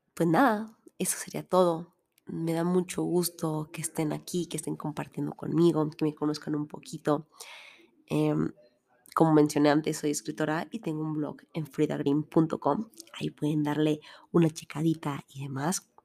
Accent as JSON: {"language": "Spanish", "country": "Mexico", "said": "Soy mexicana"}